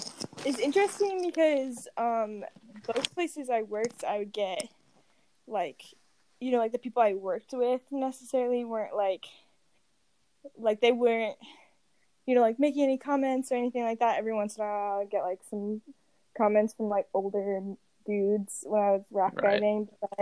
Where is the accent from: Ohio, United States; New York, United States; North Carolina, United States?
North Carolina, United States; moved away as an adult; now in Boise, United States; I'm originally from North Carolina. I like grew up in the outdoor industry out there.